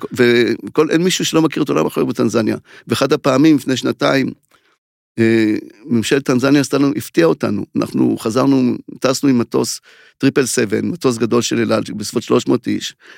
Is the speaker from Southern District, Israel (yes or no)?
yes; Mishmar HaNegev, Southern District, Israel; אני קיבוצניק ממשמר הנגב